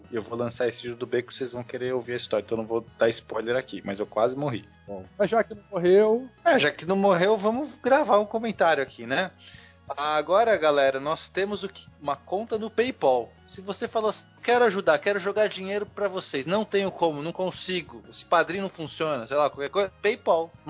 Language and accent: Portuguese; Bom Jesus, Rio de Janeiro, Brazil; also born or lived in Vitória; Eu sou de Bom Jesus.